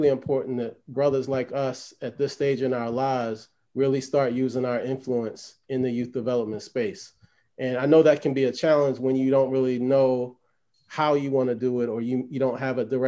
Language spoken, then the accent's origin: English; Baltimore, Maryland, United States; I grew up in Baltimore